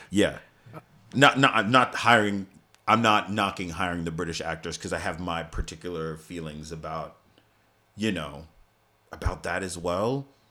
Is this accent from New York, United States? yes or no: yes; New York City, New York, United States; I grew up in Staten Island